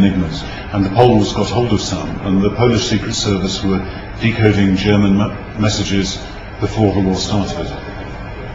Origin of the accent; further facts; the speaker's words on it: United Kingdom; I'm British